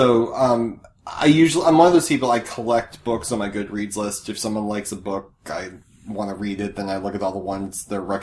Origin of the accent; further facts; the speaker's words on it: Massachusetts, United States; I'm from Massachusetts